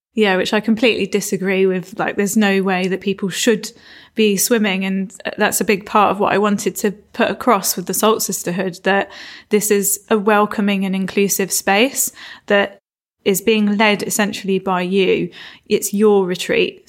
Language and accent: English; Isle of Wight, South East England, United Kingdom; also born or lived in Florida / London; now in Cornwall, United Kingdom; I was born on the Isle of Wight and grew up there